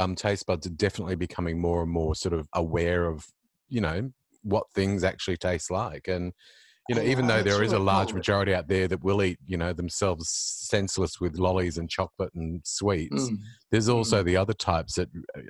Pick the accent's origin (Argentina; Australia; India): Australia; Queensland; I grew up in Queensland